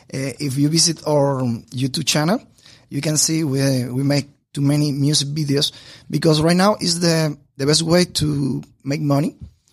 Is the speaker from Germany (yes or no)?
no; Bayamo, Granma, Cuba; English is a second language; moved away as an adult; also born or lived in Santiago de Cuba, Cuba; now in Havana, Cuba; I was born in Bayamo, a small city in the east of Cuba.